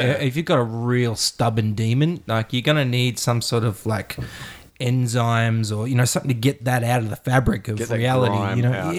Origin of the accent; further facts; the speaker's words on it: Australia; accent: Australian; With my horrible Australian accent?